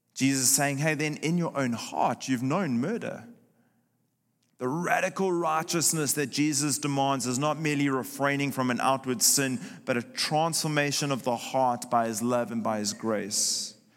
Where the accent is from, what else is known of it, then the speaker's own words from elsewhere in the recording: South Africa; moved away; my home country of South Africa